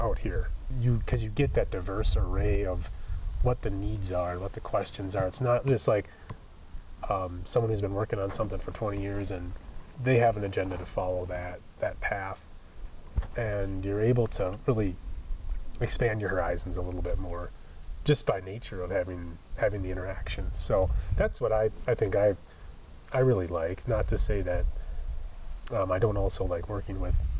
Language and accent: English; Wisconsin, United States; moved away; I'm from Wisconsin.